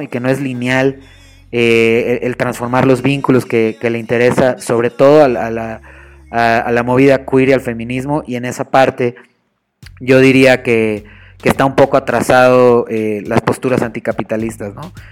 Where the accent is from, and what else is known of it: Mexico